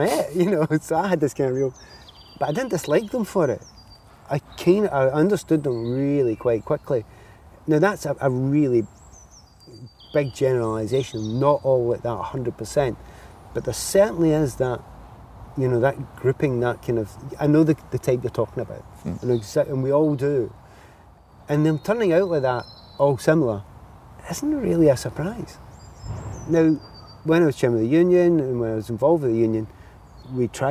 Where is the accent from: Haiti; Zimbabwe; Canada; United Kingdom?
United Kingdom; Glasgow, Scotland; as a kid growing up in the Easter House